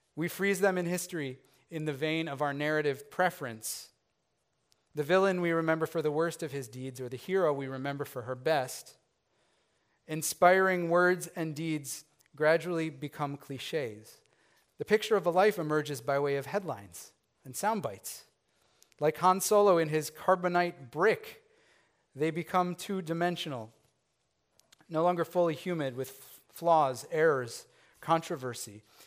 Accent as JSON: {"language": "English", "town": "Chicago", "region": "Illinois", "country": "United States", "tie": "born or raised there", "said": "I grew up in the Chicago area"}